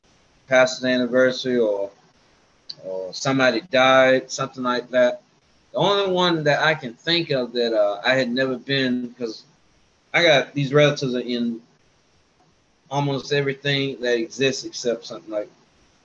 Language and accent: English; Tallahassee, Florida, United States; also born or lived in Quincy, Florida; I grew up in Tallahassee, and I was reared in Quincy for a short while, and then we moved to Tallahassee, and Tallahassee is pretty much the main place where I had been most of my life coming up